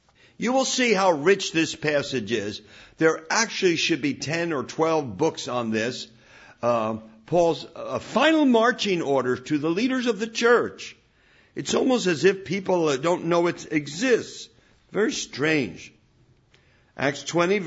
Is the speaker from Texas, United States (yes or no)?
no; Newark, New Jersey, United States; I was raised in Newark, New Jersey, non-Christian parents